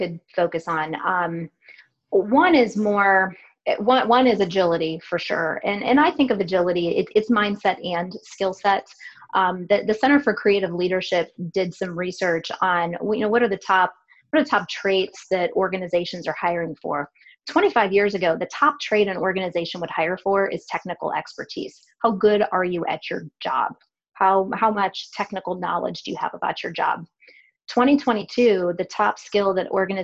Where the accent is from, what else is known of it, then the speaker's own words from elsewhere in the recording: Cleveland, Ohio, United States; now in Columbus, United States; I grew up in Cleveland and I still have family there